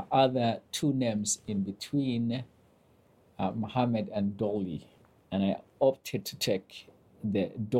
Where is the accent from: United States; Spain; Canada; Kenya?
Kenya; northern Kenya; I was born and raised in northern Kenya. Ethnicity-wise, I am a Somali.